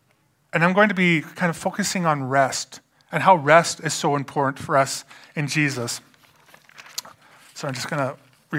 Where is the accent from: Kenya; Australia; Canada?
Canada; London, Ontario; born there; also born or lived in Alberta; I moved from Alberta to here. But I do want to mention, I was born in London, Ontario. So, you know, I'm not like, I'm kind of coming back to my roots